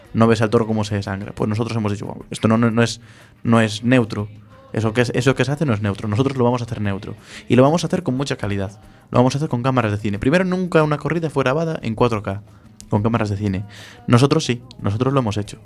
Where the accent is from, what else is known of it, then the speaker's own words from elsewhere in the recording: Galicia, Spain; nosotros somos de, de Galicia